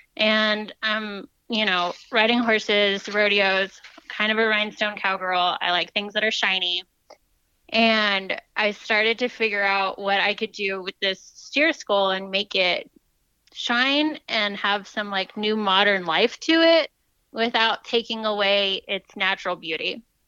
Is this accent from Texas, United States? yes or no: yes; Fort Worth, Texas, United States; Yeah, I'm originally from Fort Worth, so learned a lot about Western things to do.